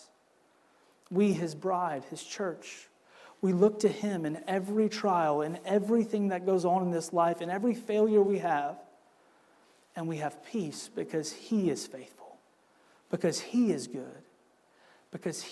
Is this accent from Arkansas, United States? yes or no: no; Wisconsin, United States; now in Southern United States; Growing up in Wisconsin